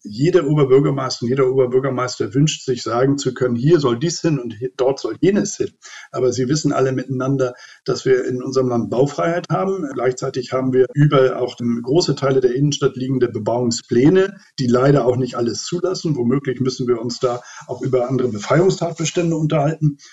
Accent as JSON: {"language": "German", "town": "Lübeck", "region": "Schleswig-Holstein", "country": "Germany", "tie": "born or raised there", "said": "in meiner Heimatstadt Lübeck"}